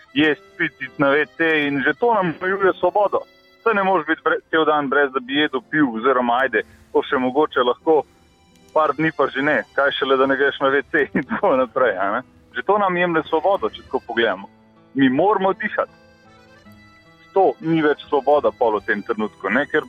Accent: Slovenia

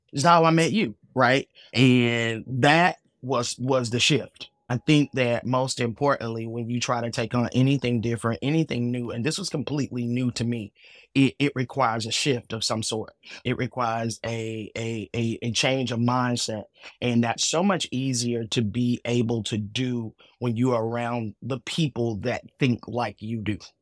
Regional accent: Atlanta, Georgia, United States; I am from Atlanta

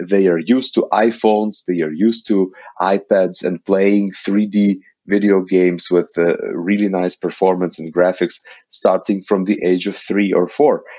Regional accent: Ukraine; I am coming from Ukraine

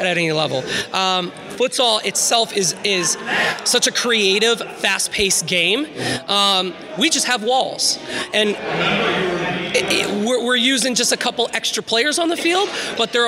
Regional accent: Tampa, Florida, United States; moved away; I'm from Tampa originally

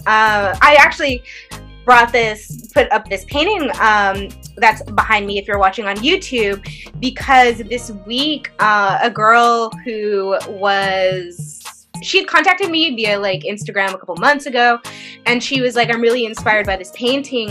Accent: the Bay Area, California, United States; I'm from the Bay.

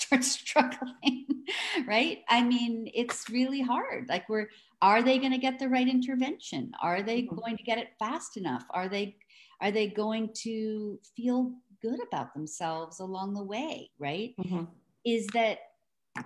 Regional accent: New York City, New York, United States; I'm from New York City

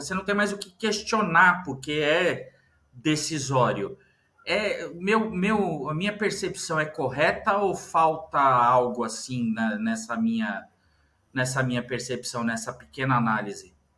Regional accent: Brazil; eu nasci no Brasil

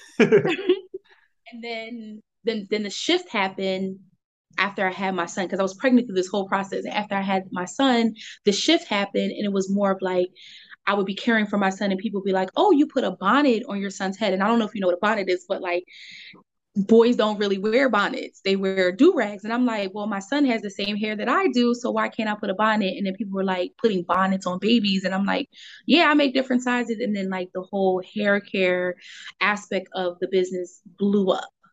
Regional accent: Philadelphia, Pennsylvania, United States; also born or lived in Monrovia, Liberia; I grew up in Philadelphia, Delco area

